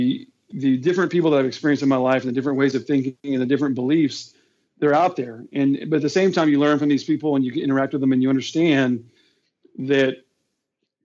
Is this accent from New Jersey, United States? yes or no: no; Houston, Texas, United States; I'm born and raised in Houston, Texas. And then other than my 6 years in the military, I've lived here my whole life